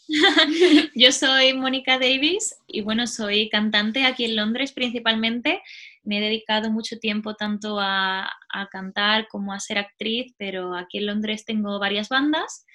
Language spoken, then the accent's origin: Spanish; Spain; accent: Spanish; moved away as an adult; now in London, United Kingdom; Yo tengo acento español